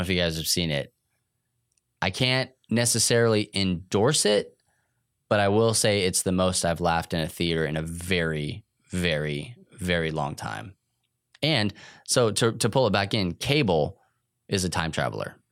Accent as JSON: {"language": "English", "region": "New Mexico", "country": "United States", "tie": "born or raised there", "moved": "yes", "said": "I was in New Mexico"}